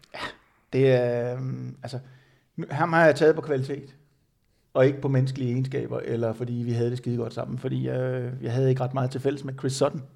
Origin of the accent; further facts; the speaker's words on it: Denmark; jeg var den eneste dansker